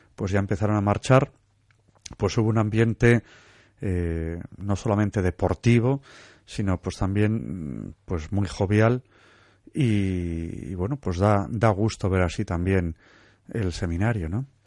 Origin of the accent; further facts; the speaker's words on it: Santurtzi, Basque Country, Spain; yo soy de Santurce, originario